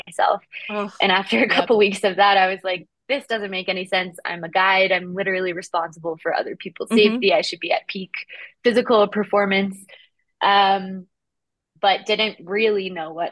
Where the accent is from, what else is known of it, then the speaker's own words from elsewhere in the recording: Appalachian Mountains, United States; growing up in the Appalachian Mountains